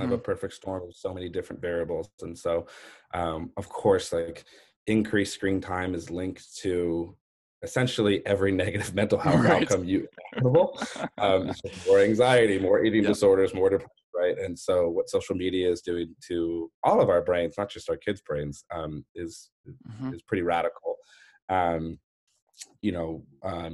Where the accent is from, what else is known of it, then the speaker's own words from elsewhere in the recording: La Jolla, California, United States; I was born and raised in La Jolla